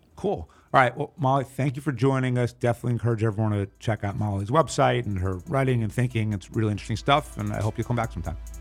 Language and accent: English; New York City, New York, United States; I'm a New Yorker